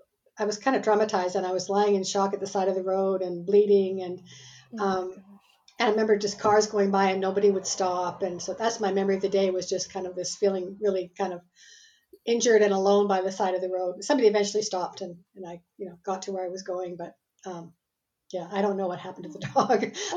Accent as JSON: {"language": "English", "country": "Canada", "tie": "born there", "said": "And I live in Canada. I'm Canadian by birth, but I've lived in four continents and 16 cities around the world so far in my life."}